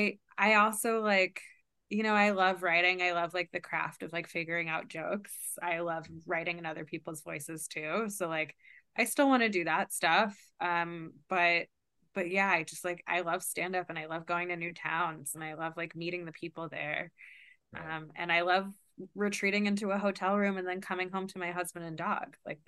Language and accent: English; Kentucky, United States; I've always like felt very like outsider-y because I grew up like Jewish in Kentucky